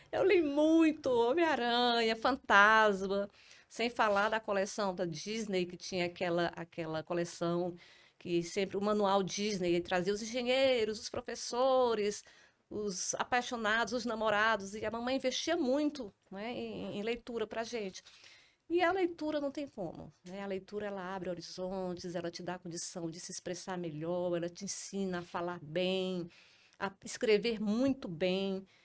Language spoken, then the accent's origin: Portuguese; Trairi, Ceará, Brazil; now in Fortaleza, Brazil; tudo começou em 1978, com a minha vinda do Trairi para Fortaleza.